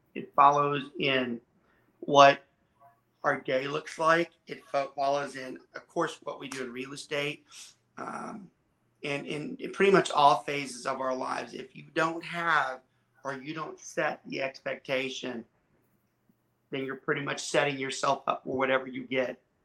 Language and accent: English; Georgia, United States; also born or lived in southern Louisiana; now in Texas, United States; I was born in southern Louisiana, I was raised in Georgia, and I reside in Texas